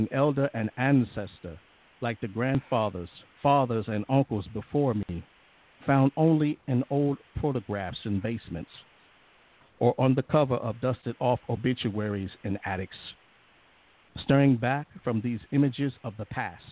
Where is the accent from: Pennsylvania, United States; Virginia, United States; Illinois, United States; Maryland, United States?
Virginia, United States; Alexandria; moved away as an adult; now in Manassas, United States; I was born and raised in Alexandria, Virginia, right by the waterfront